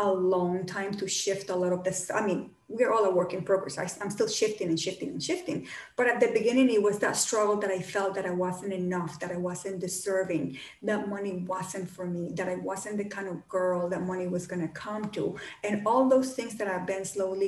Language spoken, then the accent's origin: English; Colombia; moved away; I grew up in Colombia, in South America